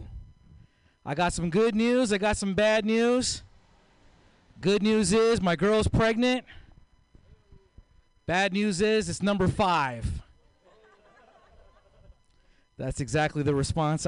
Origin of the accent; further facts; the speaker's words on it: San Francisco, California, United States; moved away as an adult; also born or lived in East Oakland; now in Oakland, United States; I grew up here in the Mission, 21st and Guerrero